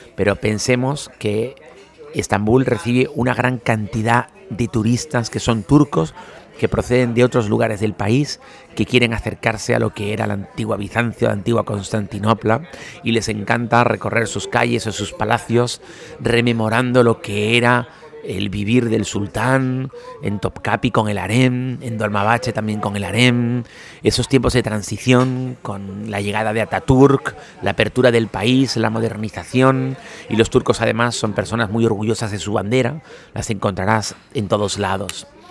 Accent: Spain; now in Turkey; como los españoles

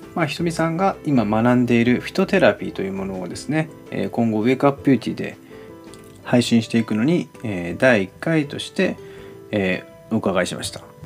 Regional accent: Fukuoka, Japan; moved away as an adult; now in Tokyo, Japan; 19で美容師を目指して福岡から東京に上京してきて

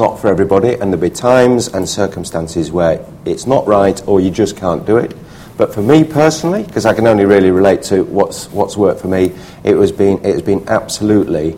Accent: Leeds, Yorkshire and the Humber, United Kingdom; moved away as an adult; also born or lived in Hull; I grew up in Leeds

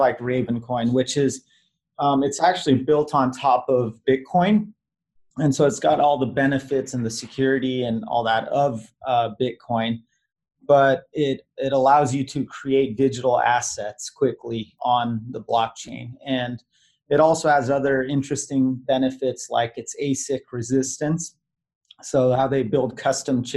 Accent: Virginia, United States; I was born in Virginia

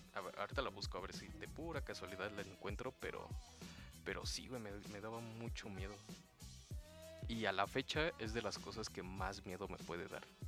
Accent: Mexico

